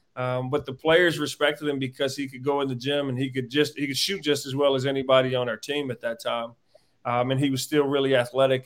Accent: Warrenton, North Carolina, United States; moved away as an adult; now in Missouri, United States; came back to my hometown of Warrenton, Warren County High School

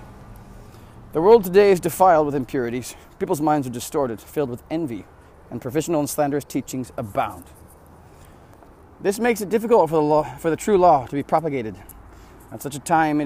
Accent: United States; I'm an American. It's a Christian nation. We're missing out here in America

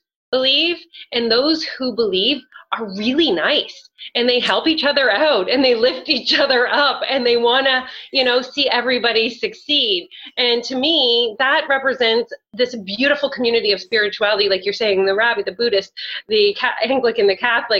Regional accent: Canada; I'm Canadian

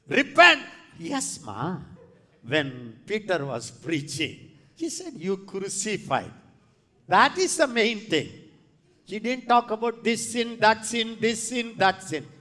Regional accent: India; I am from India

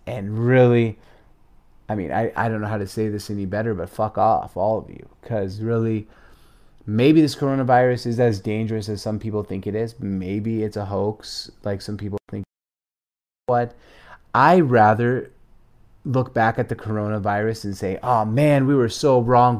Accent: Seattle, Washington, United States; also born or lived in Syria; as a young kid, a six-year-old immigrant here in the United States, Seattle, Washington, I moved here with my parents from Syria

